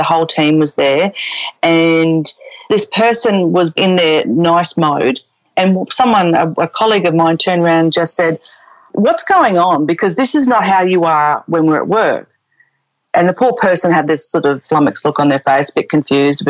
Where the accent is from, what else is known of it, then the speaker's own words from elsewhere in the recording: Brisbane, Queensland, Australia; moved away as an adult; also born or lived in United Arab Emirates / Melbourne; now in Sydney, Australia; we're both originally from Brisbane